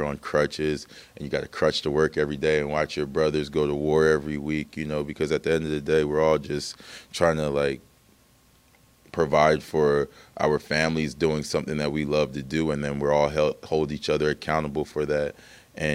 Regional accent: Hamilton, Ontario, Canada; sometimes I go down in Toronto, like, where are you from? And I just, like, I'm from Hamilton.

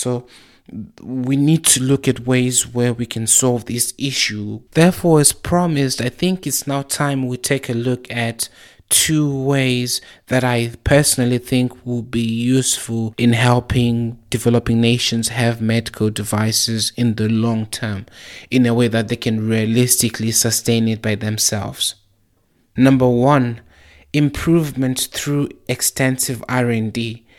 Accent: Zimbabwe; also born or lived in South Africa; when I was growing up in Zimbabwe and South Africa, I saw how people used to have to go to the clinic just to get their blood pressure checked

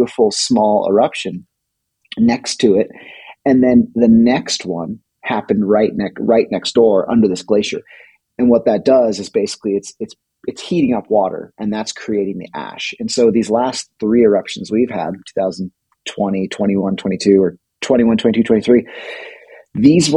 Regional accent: California, United States; moved away as an adult; now in Iceland; we grew up in California by the beach

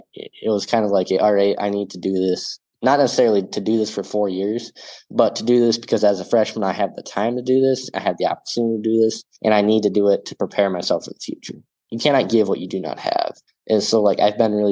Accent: small town South Dakota, United States; my call to be a missionary is to just be a missionary in my hometown, in my home parish

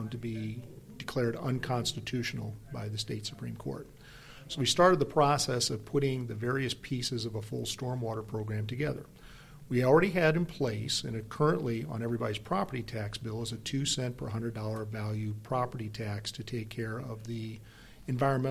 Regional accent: Belleville, Illinois, United States; moved away as an adult; now in St. Louis, United States; I'm originally from Belleville, Illinois

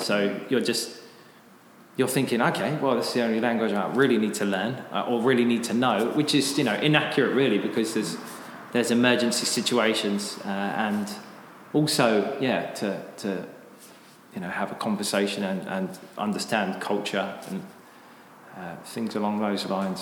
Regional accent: United Kingdom; moved away as an adult; now in Japan; I'm uh, British. I came to Japan about ten years ago.

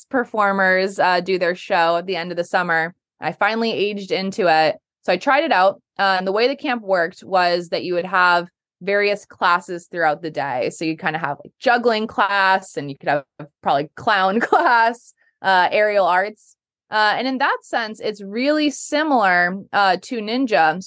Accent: Holliston, Massachusetts, United States; I grew up in Holliston, still in Holliston

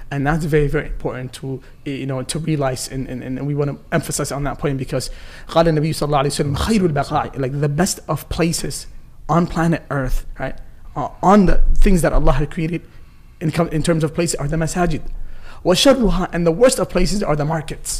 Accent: Rochester, United States; I grew up in Rochester, you know, a small city

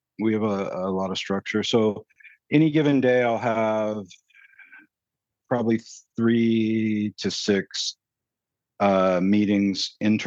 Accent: Seattle, Washington, United States; I grew up in Seattle. I'm in Seattle right

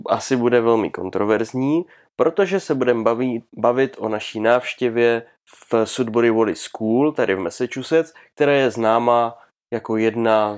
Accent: Czechia; u nás v Čechách

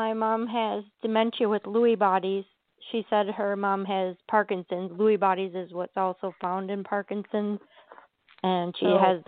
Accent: Kenosha, Wisconsin, United States; I was born in Kenosha, Wisconsin

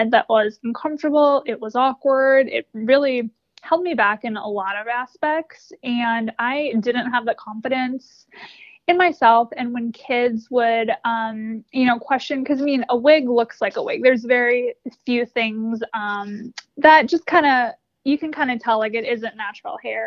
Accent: Wisconsin, United States; now in Charlotte, United States; I grew up in Wisconsin and now live in Charlotte.

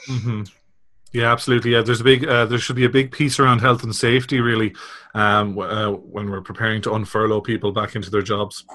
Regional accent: Ireland; you probably guessed from my accent, I'm from the Republic

